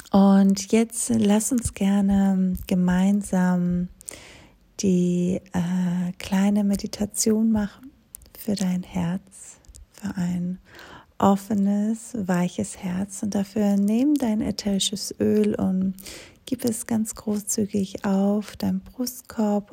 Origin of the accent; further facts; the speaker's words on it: Greece; moved away; komme ich aus Griechenland